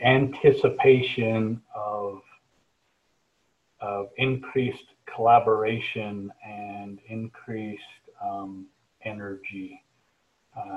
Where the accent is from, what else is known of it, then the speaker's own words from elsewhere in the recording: Cache Valley, Utah, United States; I'm from Cache Valley here, and so the valley holds, you know, it's home to me